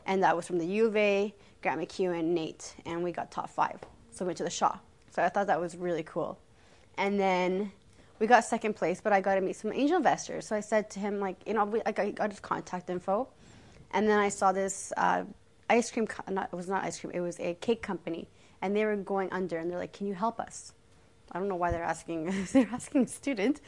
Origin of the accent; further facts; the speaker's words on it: Canada; I was born in Canada.